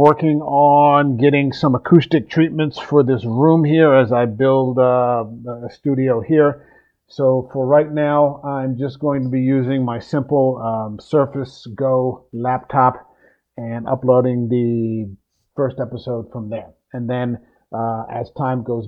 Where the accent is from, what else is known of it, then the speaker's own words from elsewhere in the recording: New Jersey, United States; I'm from the Mid-Atlantic area, the Philadelphia area, South Jersey, New Jersey to be specific